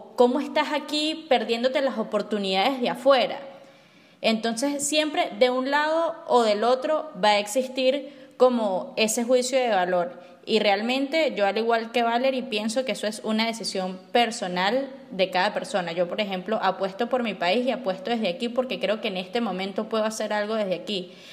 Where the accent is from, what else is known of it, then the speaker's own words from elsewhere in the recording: Barinas, Venezuela; moved away as an adult; also born or lived in United States; Yo crecí en Barinas